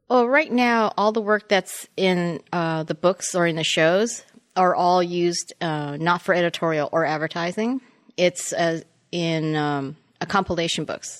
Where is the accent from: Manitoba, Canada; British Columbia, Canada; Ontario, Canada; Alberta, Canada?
Ontario, Canada; Toronto; moved away as an adult; I was born and raised in Toronto, and I came down in nineteen eighty-five to go to Art Center